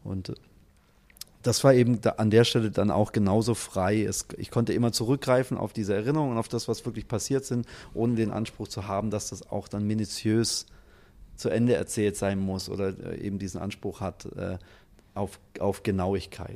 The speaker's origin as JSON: {"language": "German", "town": "Stuttgart", "region": "Baden-Württemberg", "country": "Germany", "said": "als Stuttgarter"}